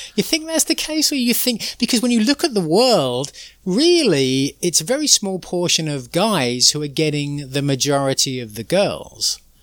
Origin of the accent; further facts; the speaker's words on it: England, United Kingdom; moved away; growing up in England, very sort of middle class